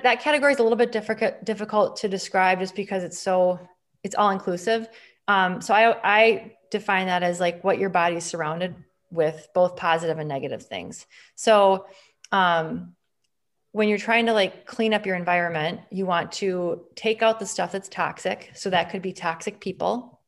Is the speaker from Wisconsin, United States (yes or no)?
yes; Green Bay, Wisconsin, United States; I'm from Wisconsin. I'm gonna be a Wisconsin girl the rest of my life